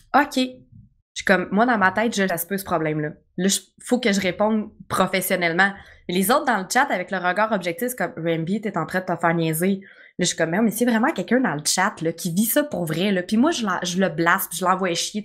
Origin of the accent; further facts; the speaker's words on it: Quebec, Canada; je suis québécoise, c'est sûr que je vais parler mal